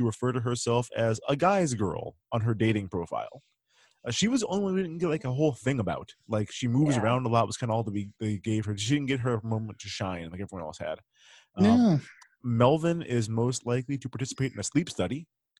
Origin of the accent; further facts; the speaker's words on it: Willacoochee, Georgia, United States; I'm from Willacoochee, Georgia.